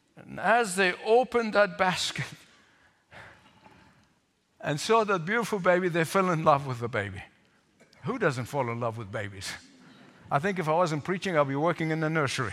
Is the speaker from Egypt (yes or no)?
yes; Egypt; growing up in Egypt